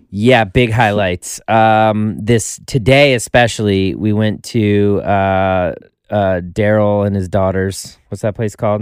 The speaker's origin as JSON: {"language": "English", "region": "Colorado", "country": "United States", "also_born_or_lived": "Florida", "moved": "yes", "lives_now": "Los Angeles, United States", "said": "originally Colorado"}